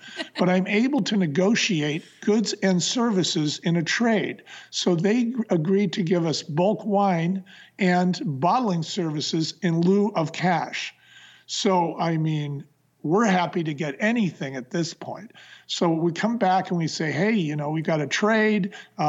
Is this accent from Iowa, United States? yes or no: no; San Francisco, California, United States; Bonnie came from Portland and I came from San Francisco. And I came north into the wine country